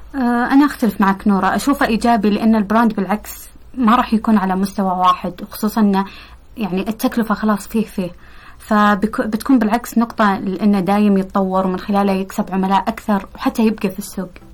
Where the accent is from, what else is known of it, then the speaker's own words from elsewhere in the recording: Saudi Arabia; إحنا كسعوديين